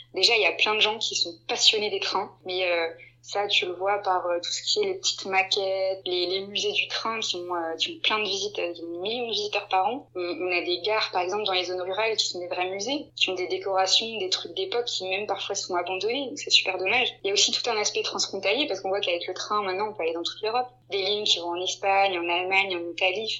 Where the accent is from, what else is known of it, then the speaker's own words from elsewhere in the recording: Strasbourg, Grand Est, France; moved away as an adult; also born or lived in Hamburg; now in Lyon, France; je suis de Strasbourg à la base